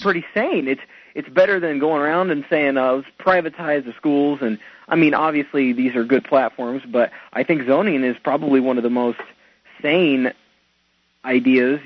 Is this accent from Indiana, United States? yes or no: yes; Indiana, United States; born or raised there